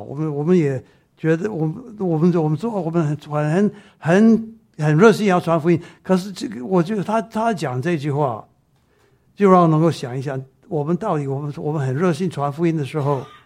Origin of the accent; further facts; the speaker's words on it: Taiwan; accent: Taiwanese Mandarin; 我台湾国语